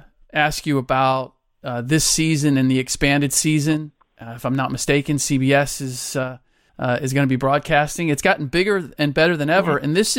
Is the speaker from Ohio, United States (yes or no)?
yes; Cincinnati, Ohio, United States; now in Bay Area, United States; I was born and raised in Cincinnati, grew up in Clifton, which is just in the shadow of the University of Cincinnati.